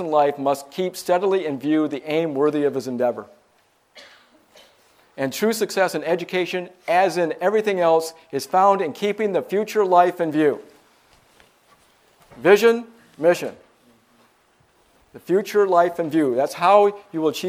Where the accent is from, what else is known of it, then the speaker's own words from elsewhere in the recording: Michigan, United States; I'm from Michigan.